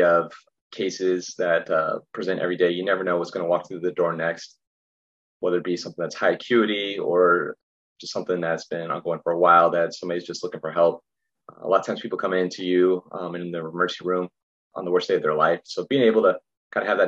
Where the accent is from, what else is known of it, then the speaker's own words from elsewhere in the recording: Roswell, New Mexico, United States; moved away as an adult; also born or lived in Glendale, Arizona / Chicago; now in San Diego, United States; I'm from New Mexico originally, from Roswell